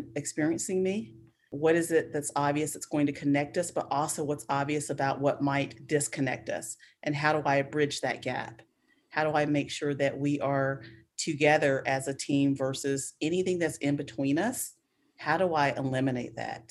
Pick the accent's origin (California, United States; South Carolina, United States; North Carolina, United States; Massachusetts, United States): South Carolina, United States; Spartanburg; moved away; also born or lived in Atlanta; I am from South Carolina, Spartanburg, which is the area I'm from was a very poor area and an all black area